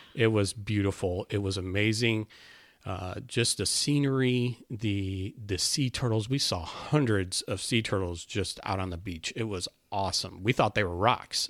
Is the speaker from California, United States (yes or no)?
no; Northwest Indiana, United States; now in South Carolina, United States; I'm from Northwest Indiana. I grew up there